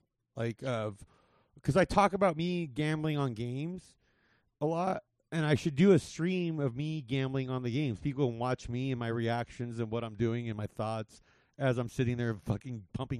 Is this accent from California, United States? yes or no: yes; Whittier, California, United States; I grew up in L.A. I grew up in Whittier. You know, I grew up in the area.